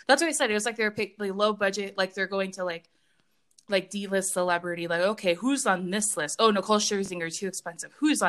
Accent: California, United States; also born or lived in Oregon; I'm from California.

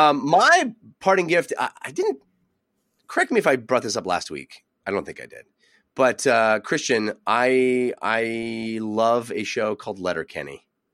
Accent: Brisbane, Queensland, Australia; which is made in my hometown of Brisbane, Australia.

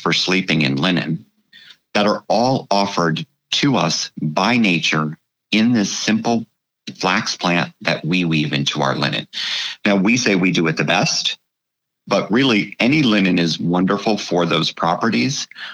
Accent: United States; I, as an American, have lived that way my whole life

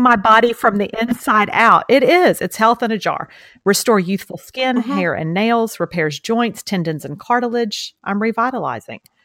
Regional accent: Beaumont, Texas, United States; accent: Southeast Texas; I'm from Texas, same as you.

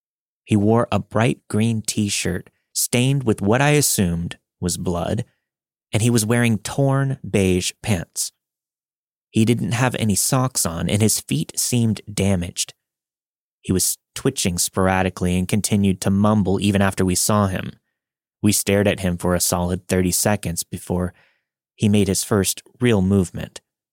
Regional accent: Mexico; now in Salt Lake City, United States; I'm originally from Mexico and moved to Salt Lake City, Utah back in 1998.

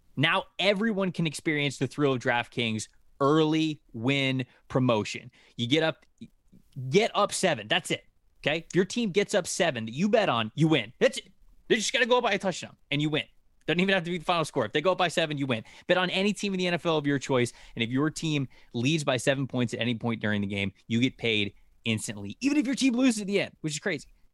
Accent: Florida, United States; I'm from Florida

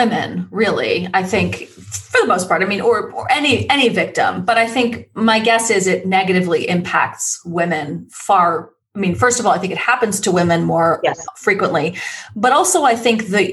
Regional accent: New York, United States; now in California, United States; I'm from New York

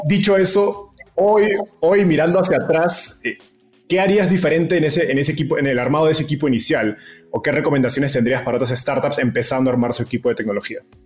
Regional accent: Peru; en Perú, de donde soy yo

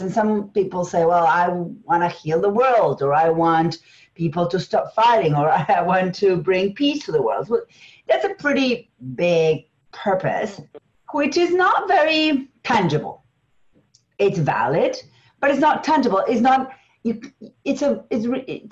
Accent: Argentina; English is a second language; moved away; It's English as a second language. I'm from Argentina

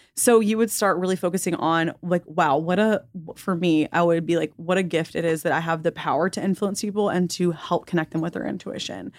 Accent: the South, United States; growing up in the South

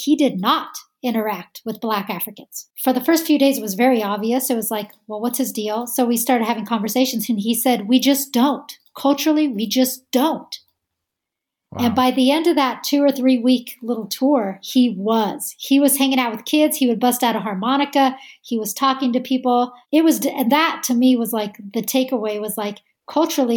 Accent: United States; we're from America

